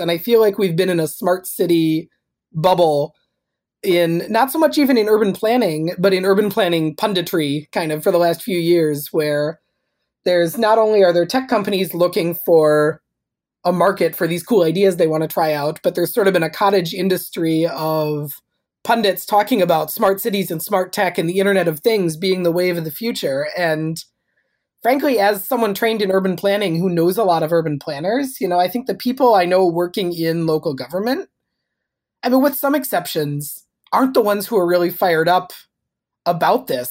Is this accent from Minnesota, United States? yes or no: yes; Minnesota, United States; I grew up in Minnesota